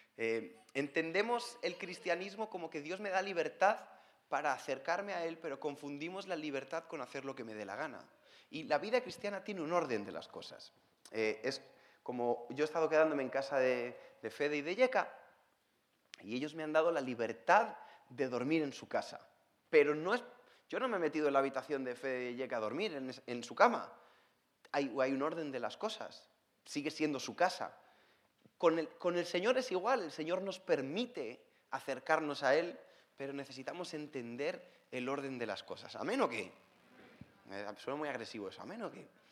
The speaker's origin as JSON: {"language": "Spanish", "country": "Spain", "said": "soy español, como me pueden escuchar, no, no tengo problemas en la boca, está todo bien, así hablamos en España."}